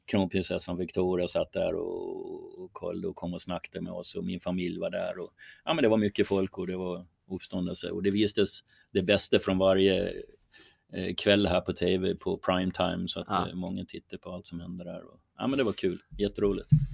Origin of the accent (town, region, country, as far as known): Sweden